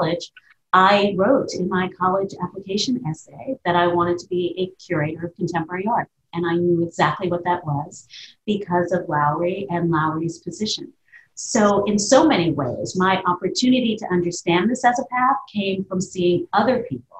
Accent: New York City, New York, United States; I grew up here in New York City

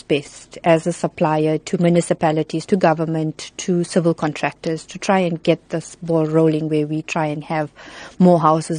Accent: Johannesburg, Gauteng, South Africa; also born or lived in Chatsworth, KwaZulu-Natal; I was relocated when I was about 2. I went to Johannesburg.

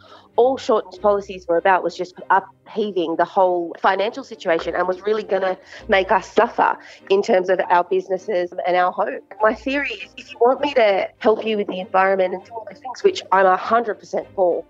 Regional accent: New South Wales, Australia; I'm from New South Wales

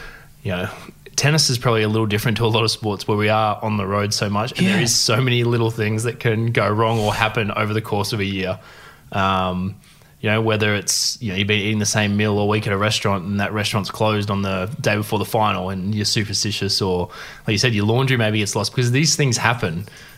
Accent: Corowa, New South Wales, Australia; also born or lived in Narrandera / Deniliquin; I grew up in Corowa. I was actually born in Narrandera, so up about an hour from Wagga.

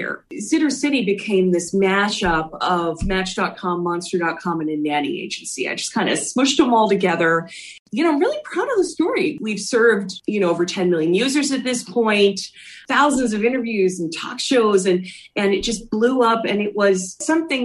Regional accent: Philadelphia, Pennsylvania, United States; I grew up in Philly

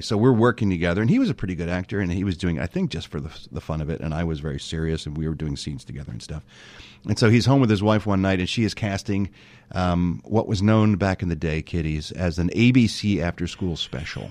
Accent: Philadelphia, Pennsylvania, United States; moved away as an adult; now in Los Angeles, United States; no one in my family had ever left Philadelphia before, so I was the first one

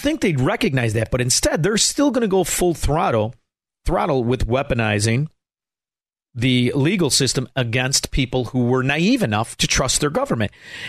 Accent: Chicago, Illinois, United States; moved away as an adult; now in Florida, United States; being a Chicagoan

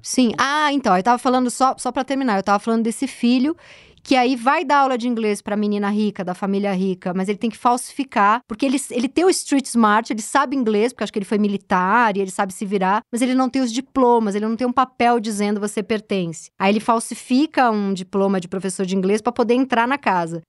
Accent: São Paulo, Brazil; also born or lived in Higienópolis, São Paulo; eu que nasci no Tatuapé, já sou uma moradora aqui do Centro Expandido Zona Oeste, moro em Higienópolis há um tempo

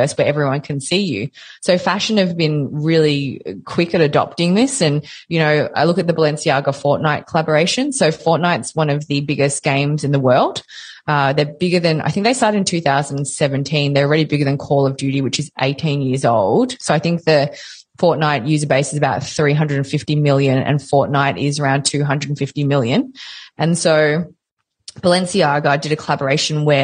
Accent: Melbourne, Victoria, Australia; I'm from Melbourne

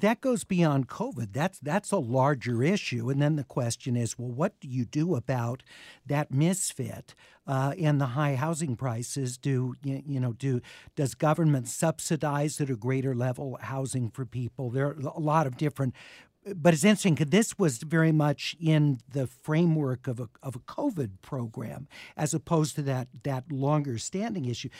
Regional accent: Los Angeles, California, United States; I grew up in the Hollywood Hills.

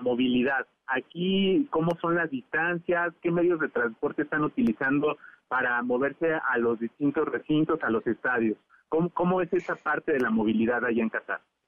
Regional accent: Mexico; nosotros como mexicanos

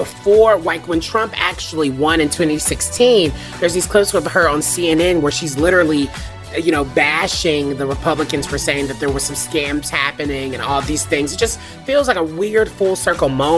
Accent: the South, United States

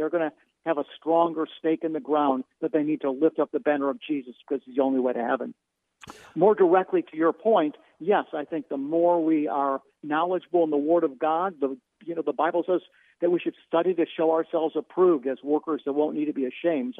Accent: Cleveland, Ohio, United States; I'm Jewish, born and raised in Cleveland, Ohio

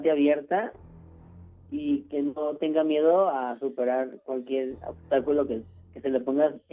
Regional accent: Mexico City, Mexico; Yo, de aquí de la Ciudad de México

